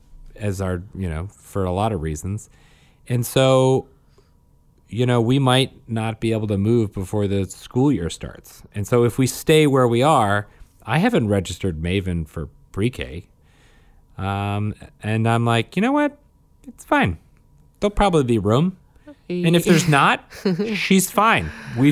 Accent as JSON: {"language": "English", "region": "Saskatchewan", "country": "Canada"}